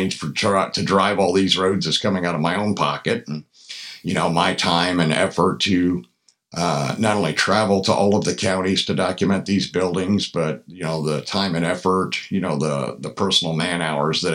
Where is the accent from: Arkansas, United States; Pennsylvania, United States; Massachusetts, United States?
Pennsylvania, United States; Where I grew up in Pennsylvania